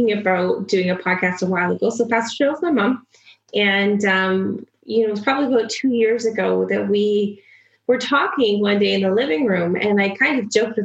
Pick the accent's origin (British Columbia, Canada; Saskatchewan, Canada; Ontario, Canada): Saskatchewan, Canada; Swift Current; also born or lived in Regina, Saskatchewan; I was born in Swiftcurrent, Saskatchewan